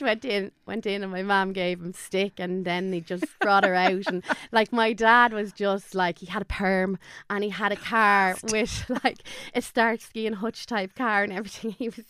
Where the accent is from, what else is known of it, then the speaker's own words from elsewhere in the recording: Dublin, Leinster, Ireland; moved away as an adult; now in Kildare, Ireland; we grew up in Dublin.